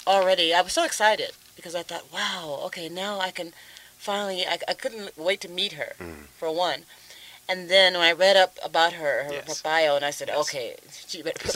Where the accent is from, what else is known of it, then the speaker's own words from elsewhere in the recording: California, United States; moved away as an adult; also born or lived in New York; I'm originally from California, but I moved to New York in 1990, and I lived there for about 20 years.